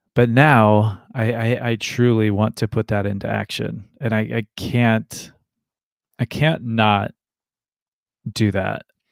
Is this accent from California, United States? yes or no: no; Ashland, Ohio, United States; I grew up in Ashland, Ohio